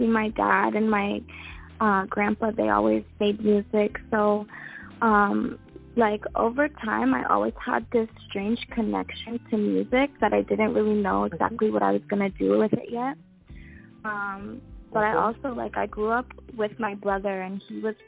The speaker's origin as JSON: {"language": "English", "town": "Toronto", "region": "Ontario", "country": "Canada", "tie": "born or raised there", "said": "I grew up in and around Toronto"}